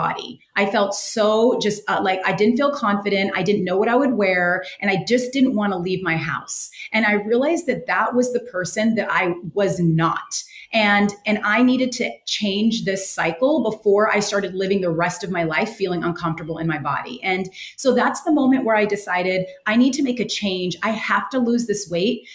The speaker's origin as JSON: {"language": "English", "region": "West Coast", "country": "United States", "tie": "born or raised there", "also_born_or_lived": "New York City", "moved": "as an adult", "said": "I grew up on the West Coast"}